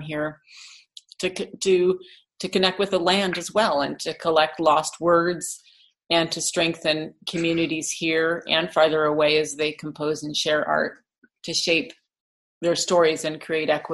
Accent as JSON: {"language": "English", "town": "Homer", "region": "Alaska", "country": "United States", "tie": "born or raised there", "said": "a settler child growing up in Homer"}